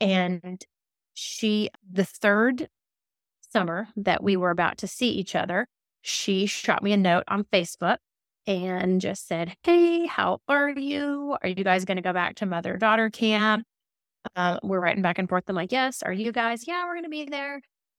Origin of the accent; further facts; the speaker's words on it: Alabama, United States; moved away as an adult; now in Davidson, United States; I grew up in Alabama. I'm a big fan of the Deep South, but I have lived in a very small town in North Carolina. It's called Davidson.